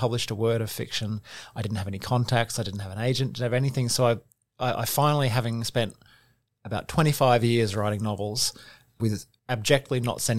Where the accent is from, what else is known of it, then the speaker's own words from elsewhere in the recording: Sunshine Coast, Queensland, Australia; also born or lived in Brisbane; now in Melbourne, Australia; I'm originally from Brisbane. Okay. I grew up on the Sunshine Coast.